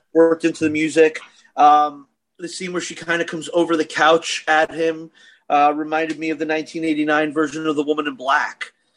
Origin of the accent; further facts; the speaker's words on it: New York City, New York, United States; in my neighborhood where I grew up in Brooklyn